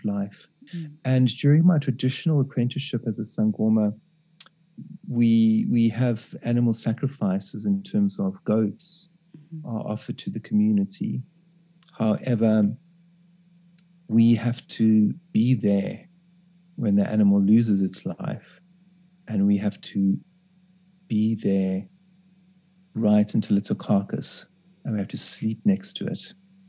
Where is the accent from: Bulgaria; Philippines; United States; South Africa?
South Africa; I go back home to South Africa and I spend 3 months in my local township